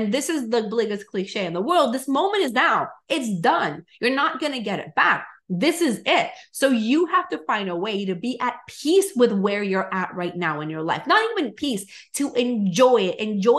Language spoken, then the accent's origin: English; Venezuela; English is a second language; now in United States; I came from Venezuela to the US as an immigrant that started my business from zero.